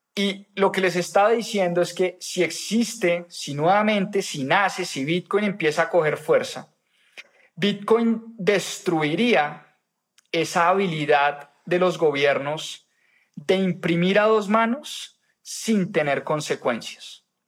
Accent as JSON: {"language": "Spanish", "country": "Colombia", "said": "uno como ciudadano colombiano"}